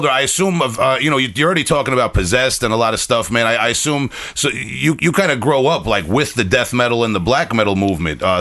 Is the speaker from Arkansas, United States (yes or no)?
no; Bay Shore, New York, United States; I am originally from Long Island.